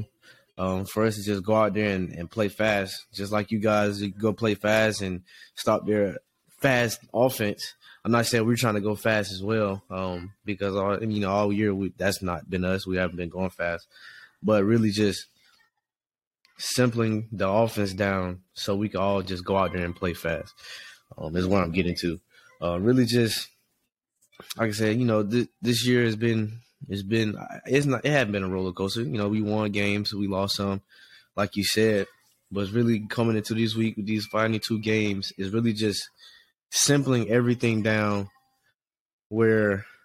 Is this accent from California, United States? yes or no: no; Atlanta, Georgia, United States; moved away; where I'm from Atlanta